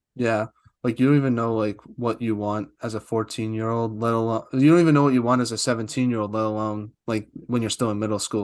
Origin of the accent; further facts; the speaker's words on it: East Coast, United States; I'm from the East Coast